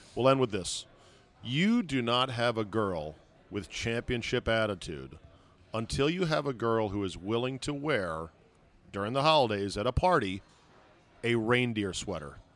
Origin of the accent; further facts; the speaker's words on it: Alexandria, Virginia, United States; Alexandria, Virginia